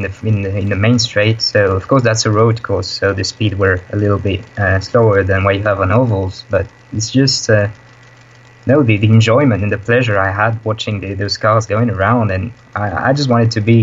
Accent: Nîmes, Occitania, France; moved away as an adult; now in Netherlands; My hometown is called Nîmes. It's in the south of France.

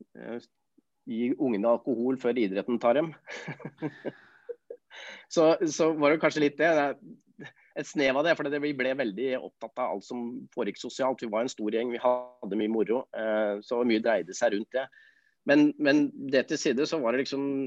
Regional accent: Oslo, Norway; Jeg er jo født og oppvokst på Nordstrand

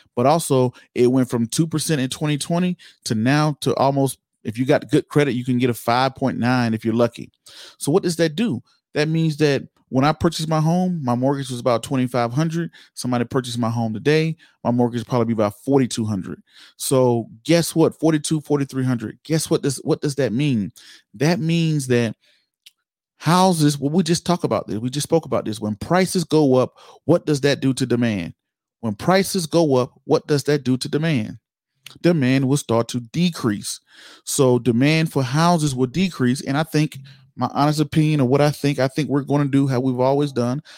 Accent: Georgia, United States; Georgia, my home state

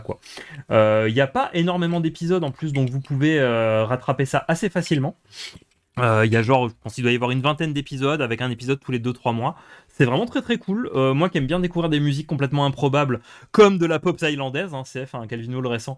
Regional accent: Moselle, Grand Est, France; j'ai grandi en Moselle

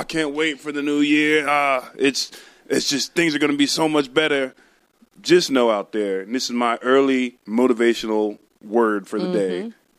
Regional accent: the South, United States; accent: southern; I am from the South, baby.

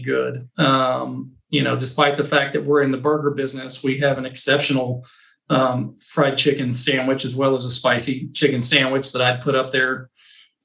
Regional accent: Texas, United States; being a Texan

